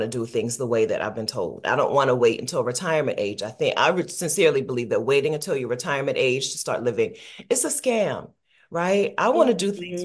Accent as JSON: {"language": "English", "town": "Dover", "region": "Delaware", "country": "United States", "tie": "born or raised there", "also_born_or_lived": "Columbus, Ohio / Killeen, Texas", "said": "I'm from exotic Dover, Delaware, neighbor. I'm from Delaware"}